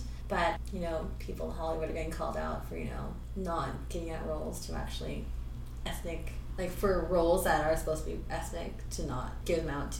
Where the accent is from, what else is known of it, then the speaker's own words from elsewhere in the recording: Philippines; he loves getting dance from us, because I think it's because we're Filipino.